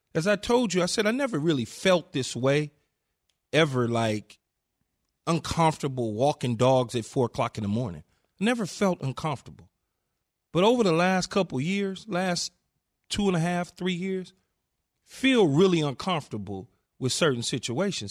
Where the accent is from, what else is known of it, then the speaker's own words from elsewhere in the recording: Los Angeles, California, United States; Growing up in South Central L